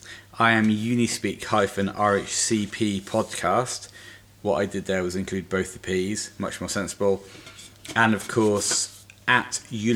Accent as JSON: {"language": "English", "region": "Scotland", "country": "United Kingdom", "said": "Okay, and I'm going to say this. I'm Scottish."}